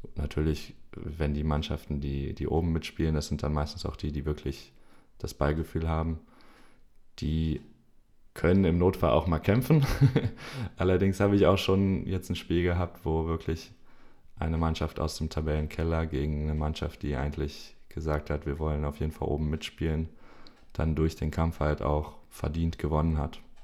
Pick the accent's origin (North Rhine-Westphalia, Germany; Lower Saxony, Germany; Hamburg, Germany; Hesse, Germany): Lower Saxony, Germany; Hanover; bei uns in Hannover